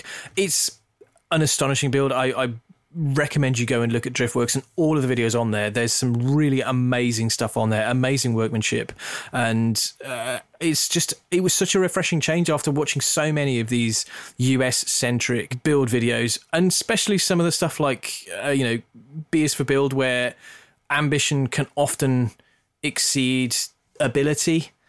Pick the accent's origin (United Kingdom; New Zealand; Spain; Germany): United Kingdom; England; I grew up in the Midlands. You wouldn't know it from my accent, but I grew up in the Midlands